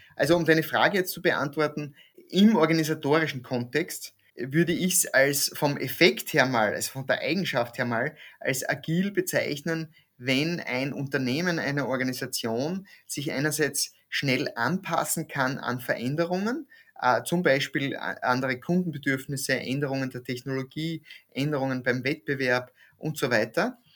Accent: East Styria, Austria; moved away; also born or lived in Graz / Krems / Vienna; Ich komme aus der Steiermark, bin in der Oststeiermark aufgewachsen

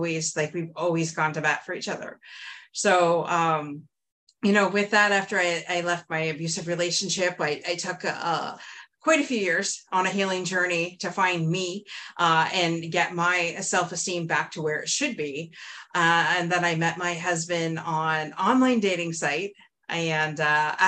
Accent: Windsor, Ontario, Canada; I'm from Windsor, Ontario, and I grew up in a very much loving home.

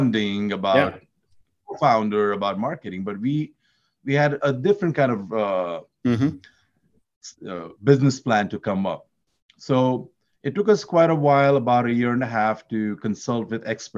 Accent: India; Having born and brought up in India

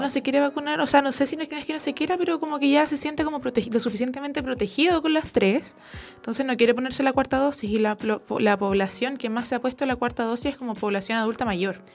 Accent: Santiago, Santiago Metropolitan Region, Chile; yo soy de San Joaquín eh, y en San Joaquín solamente hay dos eh, móviles

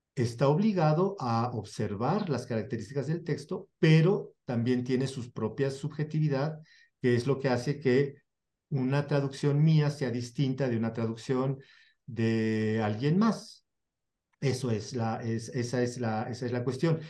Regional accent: Mexico; Yo traduzco como mexicano

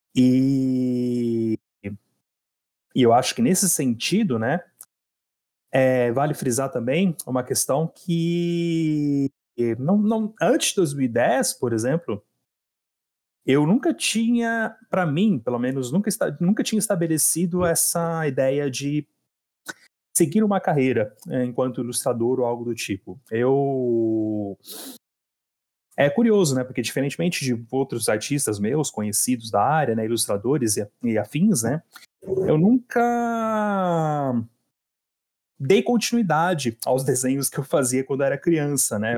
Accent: Hortolândia, São Paulo, Brazil; also born or lived in Campinas; Eu tenho morado em Hortolândia há mais de 20 anos já, né? Então. Nasci em Campinas

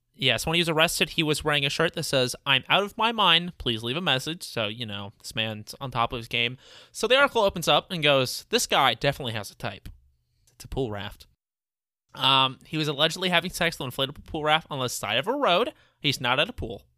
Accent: Midwest, United States; We're also all from the Midwest area

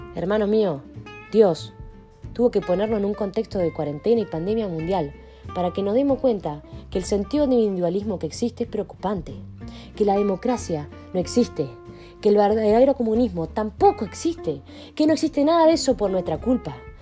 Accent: Argentina; estamos viviendo como argentino

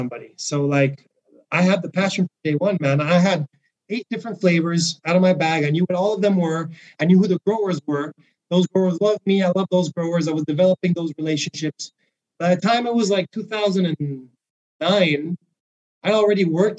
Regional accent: Mexico; now in Vancouver, Canada; I'm from Mexico

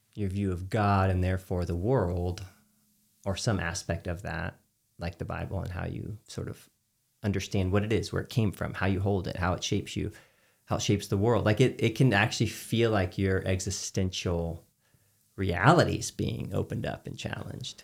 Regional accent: Texas, United States; as a Texan. Like I grew up with a, a dad that would he had a giant smoker

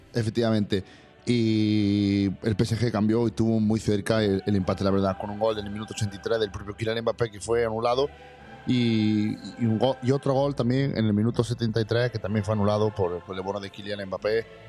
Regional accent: Andalusia, Spain; en mi tierra hoy es Andalucía

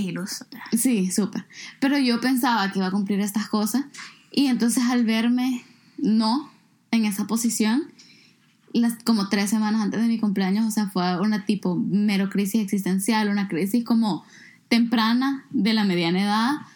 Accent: El Salvador; moved away; mi país

